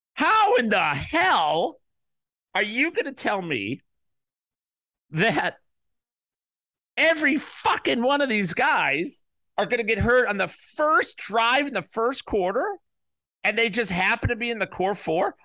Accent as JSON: {"language": "English", "town": "Chicago", "region": "Illinois", "country": "United States", "tie": "born or raised there", "said": "the Chicago Bears, my hometown team"}